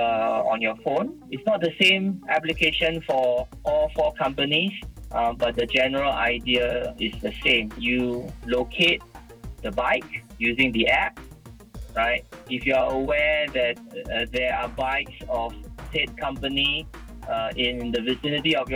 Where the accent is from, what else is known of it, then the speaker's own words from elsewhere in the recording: Singapore; from Singapore